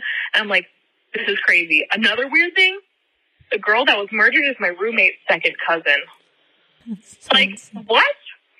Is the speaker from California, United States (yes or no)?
no; Hartville, Ohio, United States; I'm actually from Hartville, Ohio.